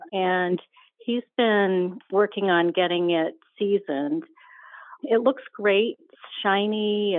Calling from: Warwick, Rhode Island, United States; I'm calling from Warwick, Rhode Island.

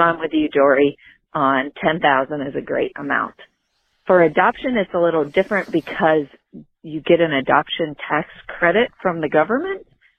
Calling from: North Carolina, United States; I'm calling from North Carolina.

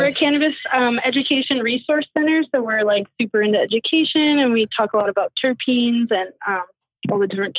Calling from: Hopland, California, United States; I'm calling from Emerald Farms Dispensary in Hopland, California.

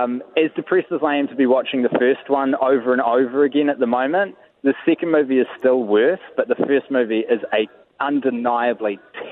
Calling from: Auckland, New Zealand; I'm actually inside of Britomart, and you're hearing the CityLink rail network being constructed around me.

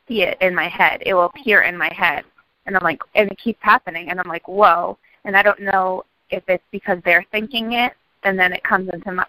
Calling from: Boston, Massachusetts, United States

